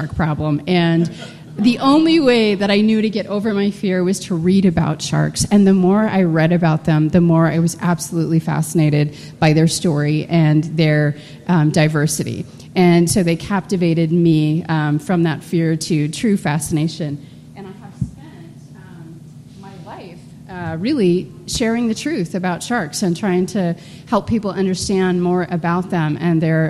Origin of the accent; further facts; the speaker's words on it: Colorado, United States; I grew up here in Colorado, just like many of you. I'm a Colorado native.